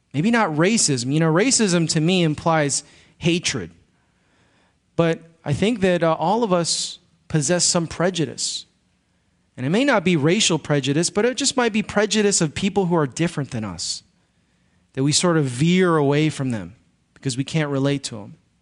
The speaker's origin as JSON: {"language": "English", "town": "Chicago", "region": "Illinois", "country": "United States", "tie": "born or raised there", "moved": "yes", "said": "I grew up in Chicago"}